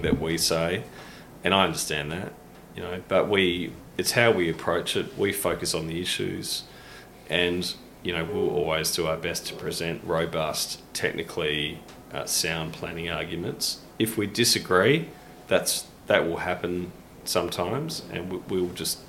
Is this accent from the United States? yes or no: no; Modbury, South Australia, Australia; when we grew up in Modbury